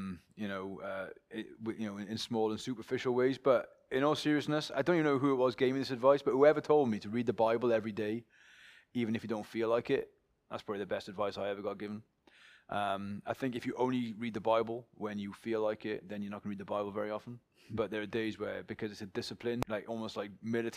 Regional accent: Pontypool, Wales, United Kingdom; moved away as an adult; also born or lived in St. Mellons; now in Cardiff, United Kingdom; from Pontypool up in the Gwent Valleys. It's where I was born. It's where I grew up.

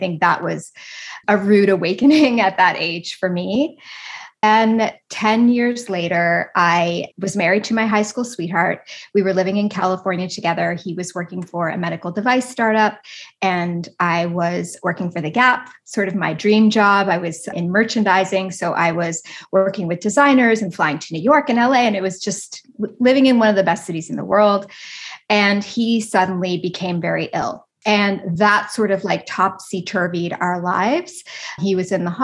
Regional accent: East Coast of Canada, Canada; I'm Canadian. I grew up on the East Coast of Canada.

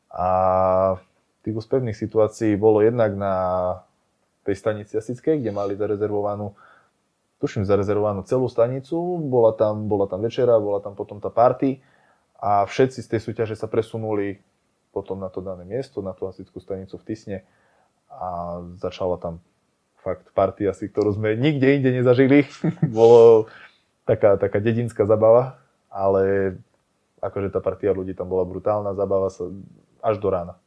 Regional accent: Spišské Bystré, Prešov Region, Slovakia; Spiske Bystre

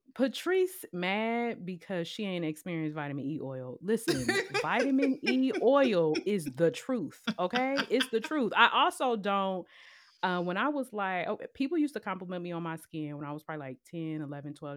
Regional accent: Cleveland, Ohio, United States; I'm completely okay being from Cleveland, Ohio

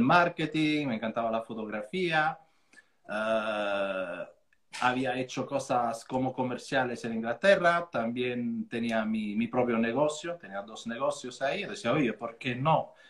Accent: Formia, Lazio, Italy; Spanish is a second language; moved away as an adult; also born or lived in Switzerland / London; now in Mijas, Spain; de Italia yo soy de Formia

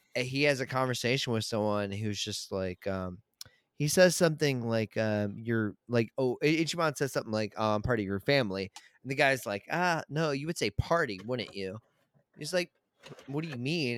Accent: Chesapeake Beach, Maryland, United States; I grew up in, um, where I grew up at in Maryland, um, Chesapeake Beach

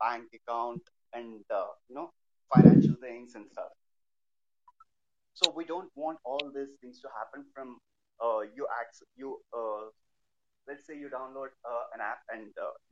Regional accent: Hyderabad, Telangana, India; I'm from Hyderabad

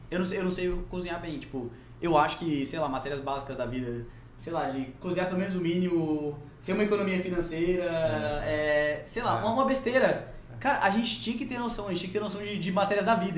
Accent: Rondônia, Brazil; also born or lived in Goiás; Eu sou, sou nascido goiano, mas vim pra cá com meses de idade

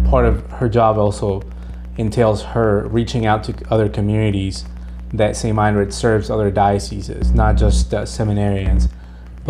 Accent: Mexico; moved away; I was born in Mexico

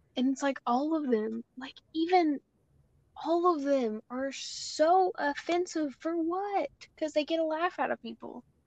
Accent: United States; we as American citizens and white people

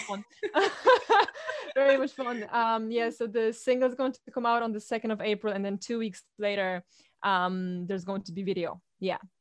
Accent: Poland; now in Ireland; I'm from Poland, embrace the fact that I have a different accent

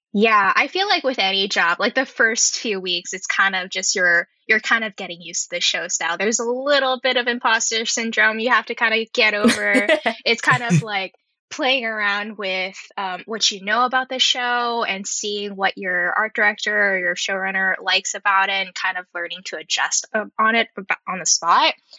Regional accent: Bay Area, California, United States; I grew up in the Bay Area

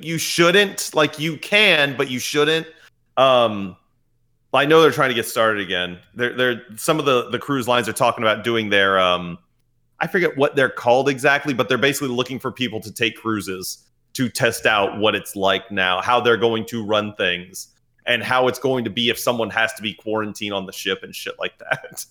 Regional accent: United States; we're American

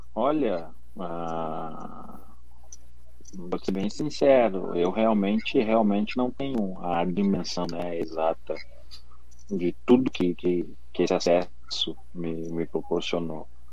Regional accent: Rio Grande do Sul, Brazil; eu sou do Rio Grande do Sul

